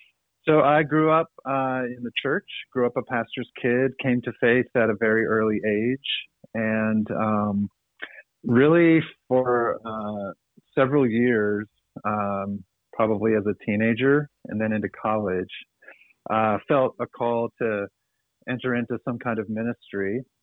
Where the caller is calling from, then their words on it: Lynchburg, Virginia, United States; I'm calling from Lynchburg, Virginia, where I reside.